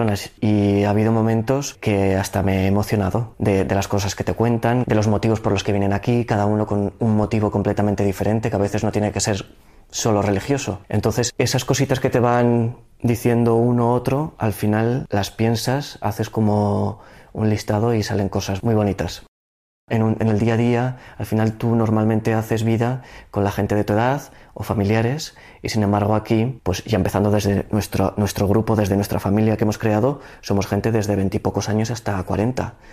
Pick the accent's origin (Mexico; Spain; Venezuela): Spain; Zaragoza, Aragon; soy de Zaragoza y tengo 34 años.